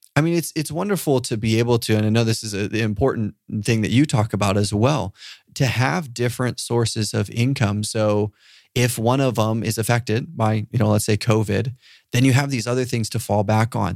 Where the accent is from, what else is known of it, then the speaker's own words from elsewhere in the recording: Papua New Guinea; I grew up in Papua New Guinea